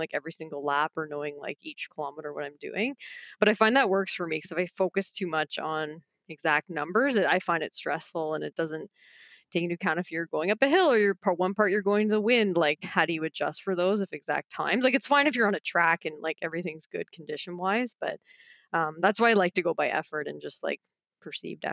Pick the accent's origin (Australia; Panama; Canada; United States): Canada; Barrie, Ontario; I grew up in Barrie, so Simcoe Dufferin.